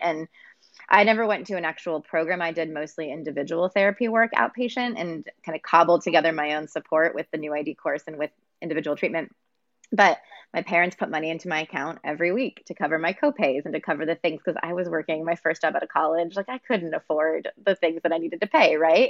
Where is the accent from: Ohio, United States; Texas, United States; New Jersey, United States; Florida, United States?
Texas, United States; also born or lived in Pennsylvania; I moved from Pennsylvania to Texas against my will as an eight year old